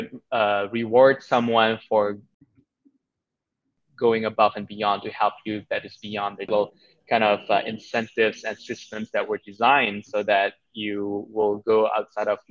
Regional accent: Indonesia; moved away as an adult; also born or lived in Singapore; now in Bali, Indonesia; I'm actually from Indonesia originally, but I spent the last 10 years in Singapore.

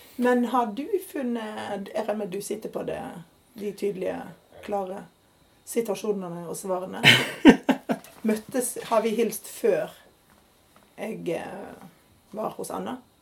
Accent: Odda, Vestland, Norway; also born or lived in Geneva / India / Oslo / Bergen; now in Stavanger, Norway; så er jeg jo fra Odda

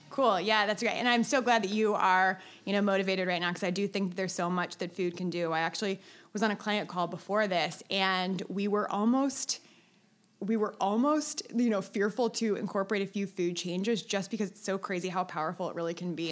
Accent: Cincinnati, Ohio, United States; moved away as an adult; also born or lived in Chicago; I'm from Cincinnati, Ohio

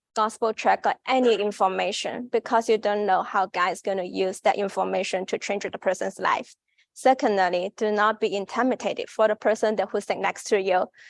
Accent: China; English is a second language; moved away as an adult; now in United States; I'm from China.

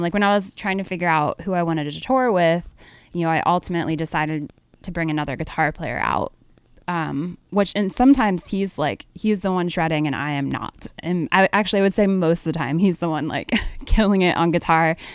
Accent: Harrisburg, Pennsylvania, United States; I grew up in Harrisburg, Pennsylvania

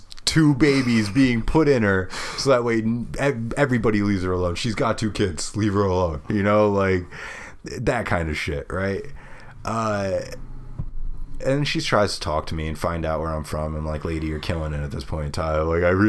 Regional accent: Brooklyn, New York, United States; We're talking about how the pizza's great and how she's from Queens and I'm from Brooklyn.

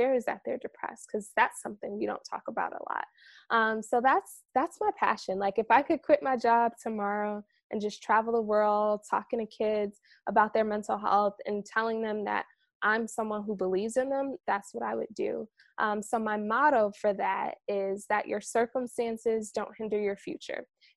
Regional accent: New York, United States; moved away; I'm originally from New York

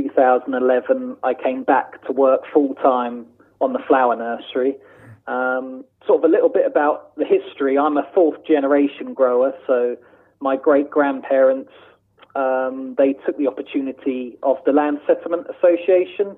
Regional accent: Walberton, South East England, United Kingdom; I was obviously born and bred on the flower nursery.

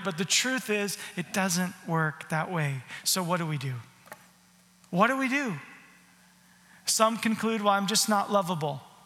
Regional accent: Arizona, United States; moved away; also born or lived in Canada; I grew up in Arizona

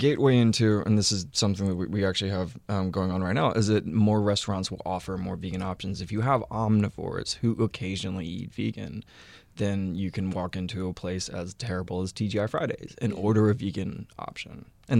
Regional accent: Texas, United States; But I'm from Texas. And to a man from Texas, yeah, jorts are like a mating call.

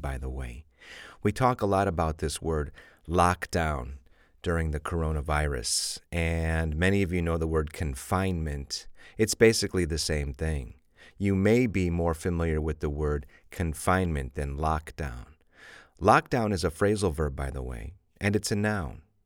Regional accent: Chicago, Illinois, United States; I'm from Chicago, and we say pop

